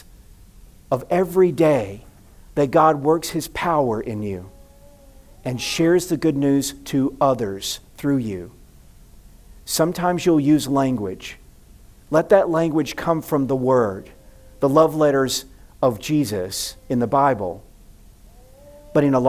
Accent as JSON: {"language": "English", "region": "the South", "country": "United States", "tie": "born or raised there", "said": "I grew up in the South"}